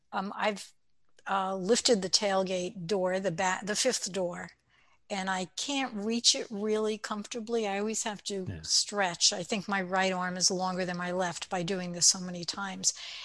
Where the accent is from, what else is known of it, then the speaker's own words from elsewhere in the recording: Brooklyn, New York, United States; accent: Brooklyn; I can use my Brooklyn accent if I wanted to, but I prefer not to.